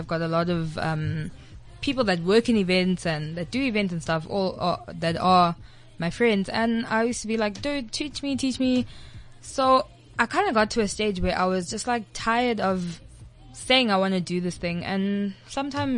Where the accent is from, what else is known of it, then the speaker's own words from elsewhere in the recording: Durban, KwaZulu-Natal, South Africa; moved away; originally, I'm from Durban.